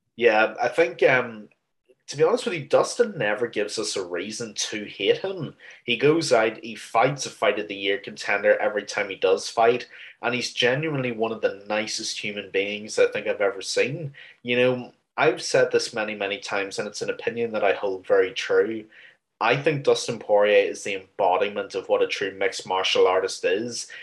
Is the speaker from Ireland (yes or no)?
yes; Ireland; I'm Irish